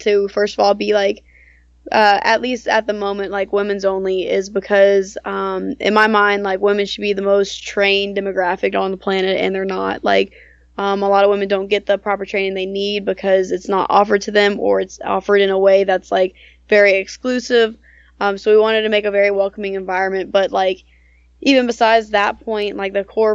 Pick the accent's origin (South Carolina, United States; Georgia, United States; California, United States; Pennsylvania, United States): Georgia, United States; I teach mainly out of my hometown in Georgia.